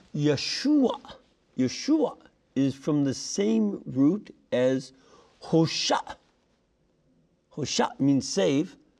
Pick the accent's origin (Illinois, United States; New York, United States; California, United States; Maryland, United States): Illinois, United States; Chicago; My hometown of Chicago